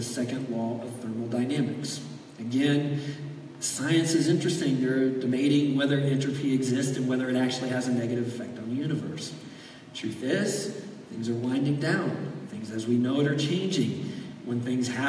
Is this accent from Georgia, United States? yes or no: no; Florida, United States; I grew up in Florida. You spend your entire childhood dodging hurricanes